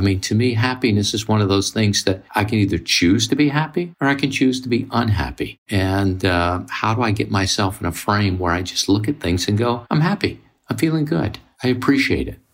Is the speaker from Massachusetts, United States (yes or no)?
no; Mississippi, United States; I grew up in Mississippi in the 50s and 60s, which was segregated